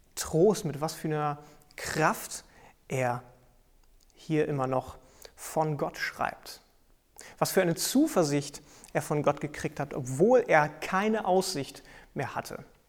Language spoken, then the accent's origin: German; Germany; bei uns in Deutschland